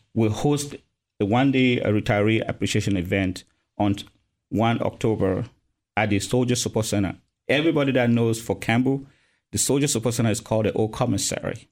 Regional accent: Cameroon; moved away as an adult; now in Fort Campbell, United States; I was born and raised in Cameroon, Africa

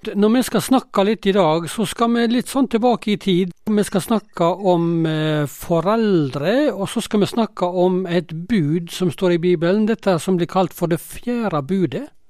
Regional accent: Hordaland, Vestland, Norway; accent: Hordaland dialect; på min dialekt i Hordaland så sa vi nons

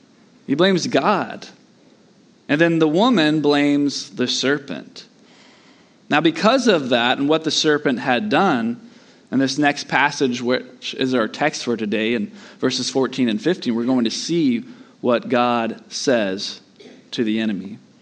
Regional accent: Southeast, United States; But I grew up in the Southeast, and if you've ever lived out west in those kinds of places

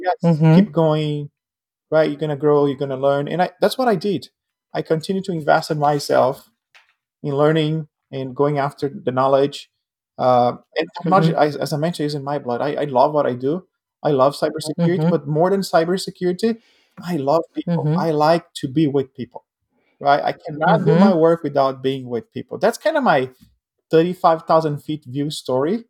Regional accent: São José dos Campos, São Paulo, Brazil; moved away; Originally from Brazil, in a small city, not small city, mid-sized city called San José dos Campos in São Paulo state

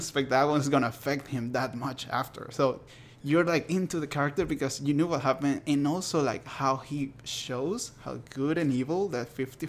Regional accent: Caracas, Capital District, Venezuela; moved away as an adult; also born or lived in Manhattan, New York; now in New Jersey, United States; I'm from Caracas, Venezuela. That's okay. The north of South America. I'm from Caracas, the capital. I've been living there, like, for more than 20 years. It's mm-hmm. my city, but now New York is my city.

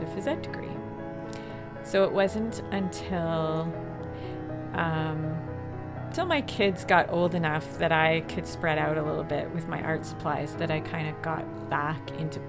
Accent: Southern Ontario, Canada; moved away as an adult; also born or lived in Saskatchewan; now in Sault Ste. Marie, Canada; My husband and I are both from Southern Ontario, and we moved to the prairies with our four kids

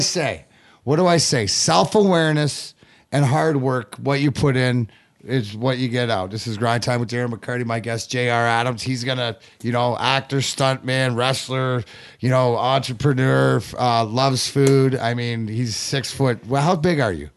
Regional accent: Leamington, Ontario, Canada; also born or lived in Burnaby, British Columbia; I was born, uh, Burnaby, British Columbia. Even though I grew up in Leamington

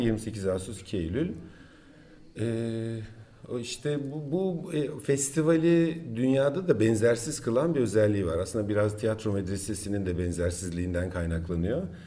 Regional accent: Turkey; biz Türkler olarak

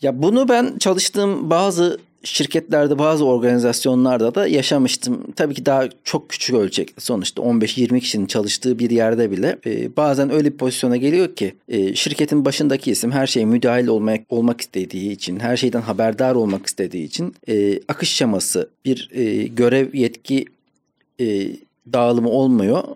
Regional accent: Ankara, Turkey; Ankara'da büyüdüm.

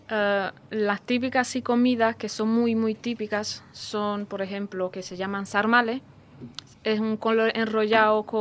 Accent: Romania; Spanish is a second language; Normalmente en mi pueblo, por decir, los dulces siempre lo hacía mi abuela los fines de semana, un sábado. Y las comidas también los sábados para el domingo, porque por ser un, país muy creyente, todos los domingos teníamos que ir todos a misa

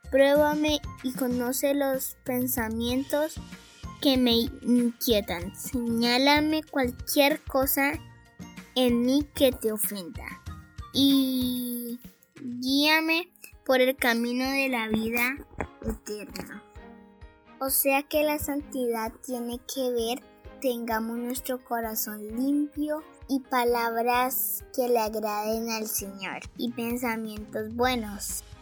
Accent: Argentina; Hola amigos … Soy de Argentina.

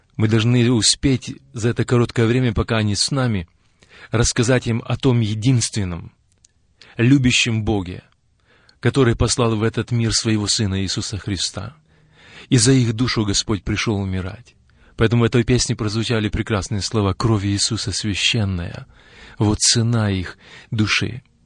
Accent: Ukraine; мы родились и выросли на Украине, и это наш народ, и наш язык

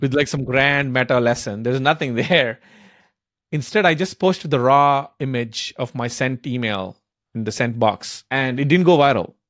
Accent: India; I grew up in India

